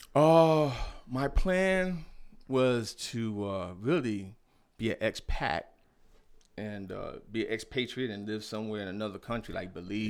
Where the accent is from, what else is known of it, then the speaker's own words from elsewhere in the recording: New York City, New York, United States; moved away as an adult; also born or lived in Norfolk, Virginia / Queens Village, New York / Fort Huachuca, Arizona; now in Arizona, United States; I was born in Norfolk, raised out there in, Bedford Stuyvesant